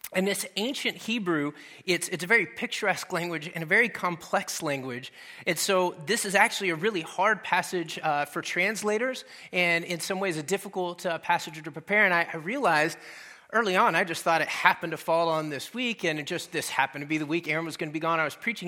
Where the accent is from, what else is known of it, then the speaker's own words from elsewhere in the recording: Dallas, Texas, United States; moved away; I'm originally from Texas, and we kinda grew up out in the country a little bit, uh, on the north side of Dallas